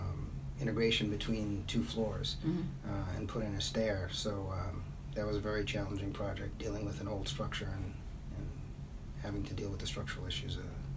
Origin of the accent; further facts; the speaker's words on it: New York City, New York, United States; accent: Brooklyn; Yeah, my Brooklyn accent comes through